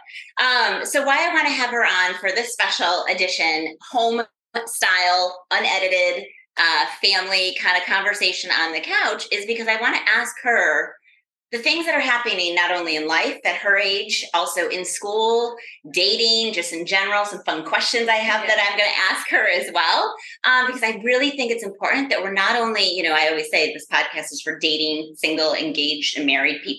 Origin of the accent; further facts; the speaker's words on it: Rochester, New York, United States; now in Florida, United States; we are here up in my hometown, Rochester, New York